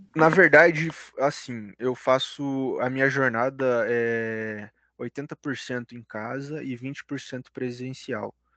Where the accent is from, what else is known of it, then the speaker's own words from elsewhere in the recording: Curitiba, Paraná, Brazil; also born or lived in Ponta Grossa; minha naturalidade é de Curitiba mesmo, sou da região aqui do Paraná.